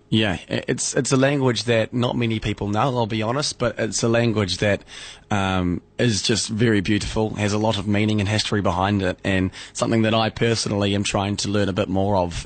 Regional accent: Southland, New Zealand; Te Reo or Māori is a language we use here in New Zealand

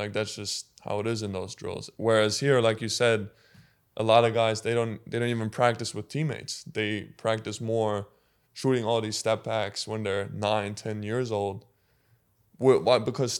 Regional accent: Germany; English is a second language; one of the main things that I remember was, like, the coach was saying, like, if you guys are lucky, one guy is going to play professionally in Germany.

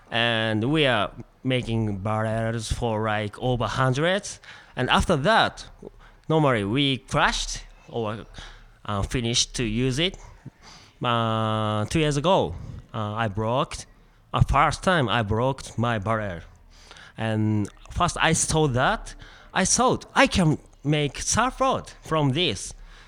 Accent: Aichi, Japan; English is a second language; I'm from Japan, Aichi.

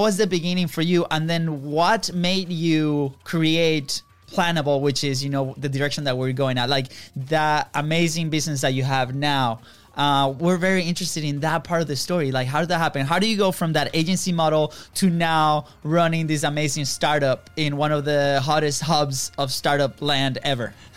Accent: Venezuela; now in United States; we are originally from Venezuela

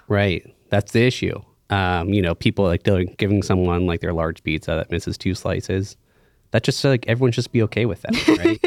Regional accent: Pittsburgh, Pennsylvania, United States; I grew up in the North Hills here in Pittsburgh

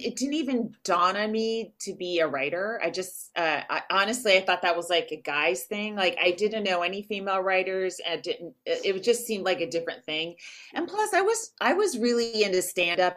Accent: Walnut Creek, California, United States; I'm from Walnut Creek

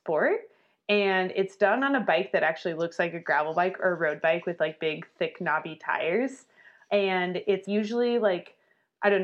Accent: Albuquerque, New Mexico, United States; moved away as an adult; also born or lived in Durango, Colorado; I grew up in Albuquerque

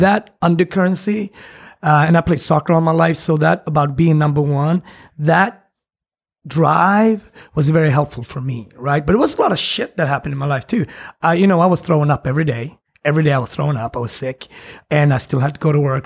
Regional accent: Sweden; English is a second language; moved away as an adult; also born or lived in Switzerland; now in New York City, United States; I grew up in Sweden

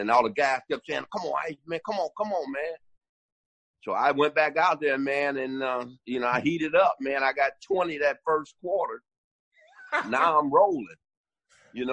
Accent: Detroit, Michigan, United States; moved away as an adult; also born or lived in San Antonio; Detroit, my hometown

